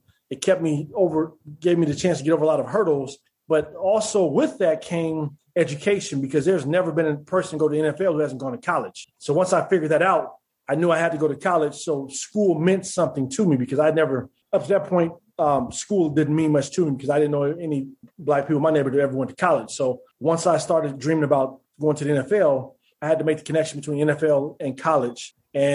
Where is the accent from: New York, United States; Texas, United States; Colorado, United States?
Colorado, United States; Denver; moved away as an adult; also born or lived in Minnesota; now in Charlotte, United States; growing up in Denver, Colorado